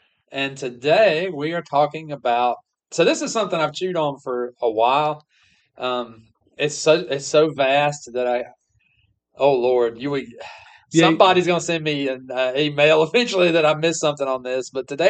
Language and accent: English; Guilford County, North Carolina, United States; I'm from Guilford County, North Carolina.